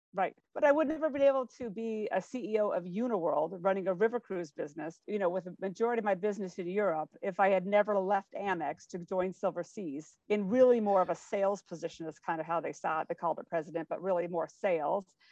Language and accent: English; Spokane, Washington, United States; moved away as an adult; I grew up in Spokane, Washington